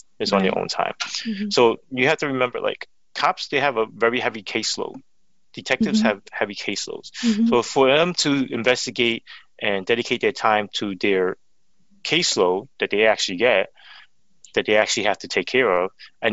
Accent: New York City, New York, United States; I grew up in Flatbush, so I understand the culture.

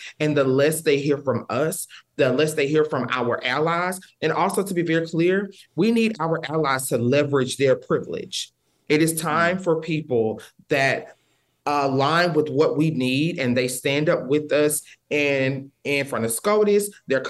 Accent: Texas, United States; I'm from Texas and we're close to the Texas-Louisiana border. So I get the calls all the time. I come from a very religious family

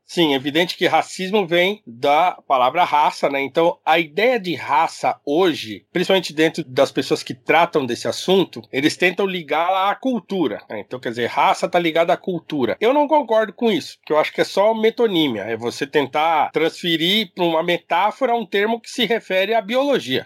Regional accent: Brazil; nós somos brasileiro

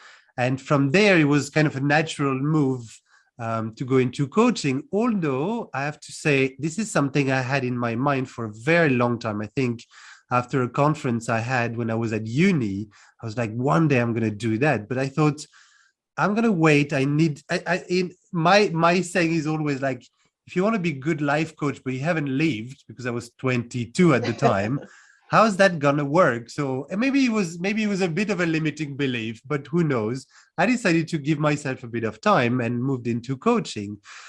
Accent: France; also born or lived in United Kingdom; now in Cluj-Napoca, Romania; I'm originally from France, born and raised, and I left about 15 years ago to move to the UK first. And now I'm in Cluj-Napoca in Romania.

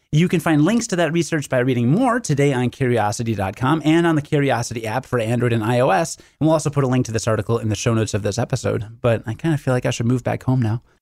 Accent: Rockford, Illinois, United States; I'm from Rockford, which is about one hundred fifty thousand

